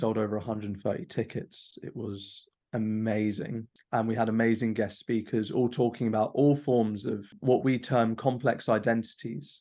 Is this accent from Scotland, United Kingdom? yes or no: no; London, United Kingdom; growing up in London, as diverse as it is.